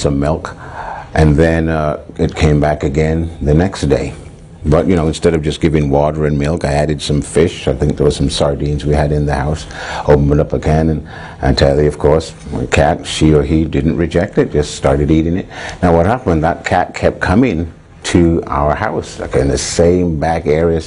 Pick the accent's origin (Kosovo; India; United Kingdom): United Kingdom; England; When I was a young boy growing up in England